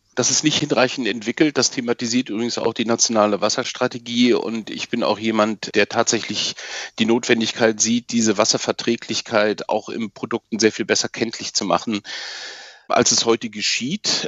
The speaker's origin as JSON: {"language": "German", "country": "Germany", "said": "hier bei uns in Deutschland und Mitteleuropa, wir leben oder haben bisher in einem wasserreich und leben auch weiterhin in einem wasserreichen Land"}